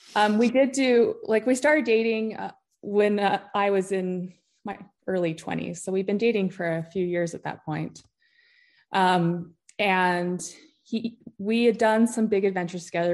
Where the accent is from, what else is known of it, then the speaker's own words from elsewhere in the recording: Utah, United States; moved away as an adult; also born or lived in Homer, Alaska; I grew up in Utah